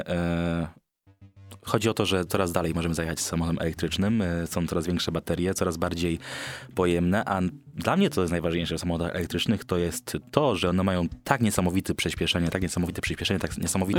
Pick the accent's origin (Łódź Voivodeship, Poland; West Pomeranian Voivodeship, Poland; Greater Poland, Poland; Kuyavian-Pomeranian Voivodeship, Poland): Greater Poland, Poland; Poznań; jestem z Poznania